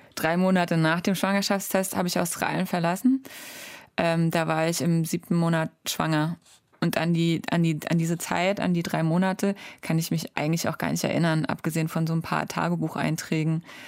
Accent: Germany; moved away as an adult; Eine Stunde später war ich in meinem Heimatdorf und da war es immer noch dunkel. Ich habe echt lange in meinem Kinderzimmer gesessen

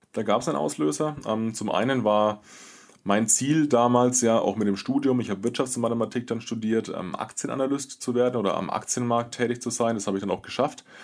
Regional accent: Würzburg, Bavaria, Germany; Ich komme aus Würzburg o-, oder aus der Würzburger Gegend

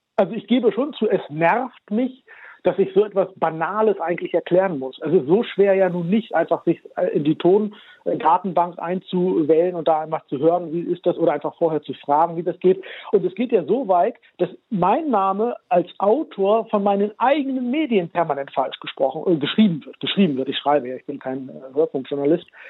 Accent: Germany; Ich bin ja in Deutschland geboren und aufgewachsen

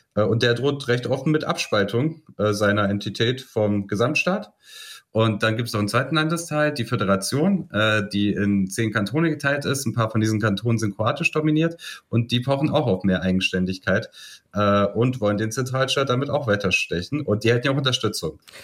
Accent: Bosnia & Herzegovina; moved away; wenn ich irgendwie an meinen Heimatort zurückgehe

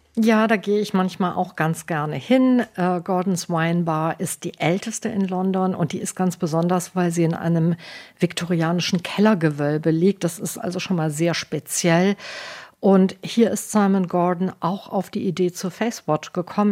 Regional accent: Germany; now in United Kingdom; bei uns in Deutschland

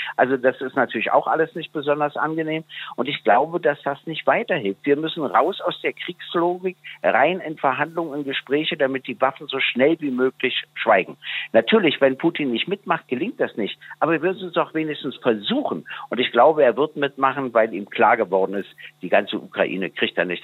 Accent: Germany; als Deutscher

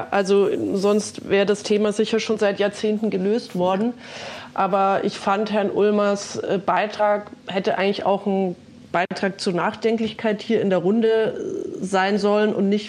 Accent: Bavaria, Germany; Und beispielsweise auch in Bayern, wo ich herkomme, jetzt wieder Windräder geplant werden

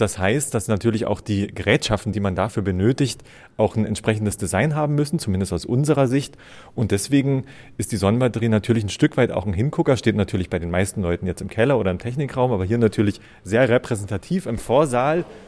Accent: Lusatia, Germany; moved away as an adult; now in Wildpoldsried, Germany; Ich komme ursprünglich aus der Lausitz

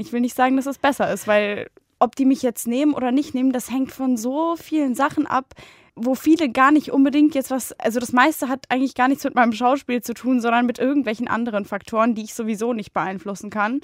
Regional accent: Bonn, North Rhine-Westphalia, Germany; moved away as an adult; in Bonn, also in meiner Heimat

